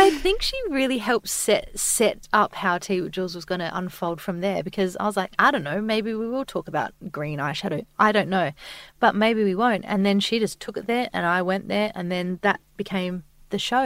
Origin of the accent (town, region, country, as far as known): Adelaide, South Australia, Australia; now in Sydney, Australia